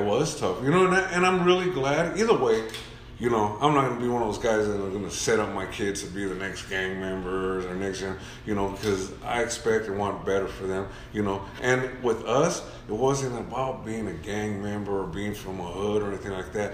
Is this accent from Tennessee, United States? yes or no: no; Orange, California, United States; also born or lived in Santa Ana, California; I was raised in Orange for the most part